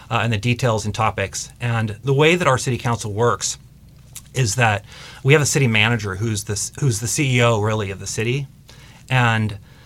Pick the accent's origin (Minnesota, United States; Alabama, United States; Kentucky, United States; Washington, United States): Washington, United States; Mercer Island; I grew up on Mercer Island, and I have an extensive connection to people on Mercer Island